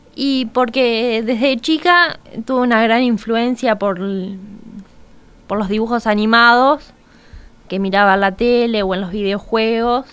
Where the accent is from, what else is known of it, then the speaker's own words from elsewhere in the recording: Montevideo, Uruguay; tengo recuerdo como de los 8, 9 años que iba a clases de dibujo en el Paso de la Arena, soy del Cerro.